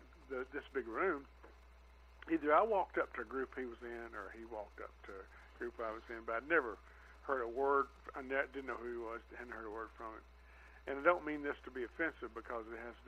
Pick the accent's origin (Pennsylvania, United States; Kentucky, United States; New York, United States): Kentucky, United States; Jenkins; moved away; also born or lived in Florida; I was born in Jenkins, Kentucky, which is in far eastern Kentucky